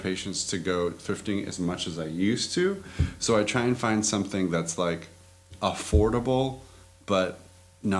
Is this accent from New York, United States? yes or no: no; Sacramento, California, United States; also born or lived in Bay Area; born and raised in Sacramento